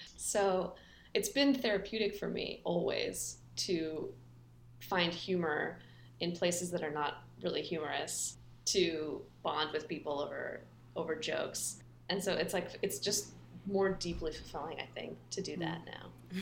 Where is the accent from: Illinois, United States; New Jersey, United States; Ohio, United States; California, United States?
California, United States; Palo Alto; I grew up in Palo Alto